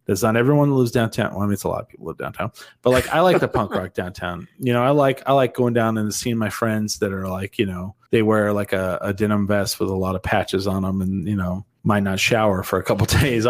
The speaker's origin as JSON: {"language": "English", "region": "New Mexico", "country": "United States", "said": "I'm from New Mexico."}